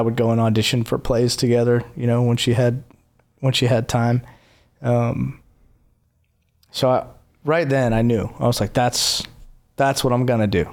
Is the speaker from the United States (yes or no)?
yes; Clemmons, North Carolina, United States; moved away as an adult; also born or lived in Los Angeles, California; now in Nashville, United States; Was born and raised in North Carolina. Moved to L A for fifteen years